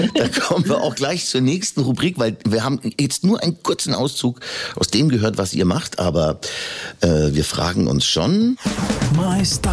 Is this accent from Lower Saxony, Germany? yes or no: no; Upper Palatinate, Bavaria, Germany; selbst ich als Urbayer und als Oberpfälzer